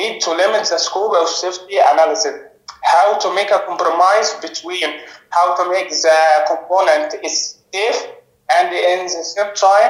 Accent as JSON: {"language": "English", "country": "Egypt", "said": "I'm from Egypt. I am graduated from Cairo University."}